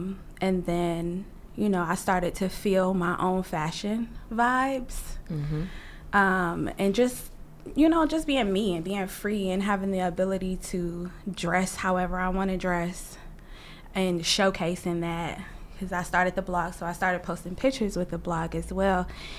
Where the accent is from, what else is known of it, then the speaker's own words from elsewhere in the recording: California, United States; also born or lived in Detroit; I was born in Detroit, moved to California. My mom, we're a transplant to California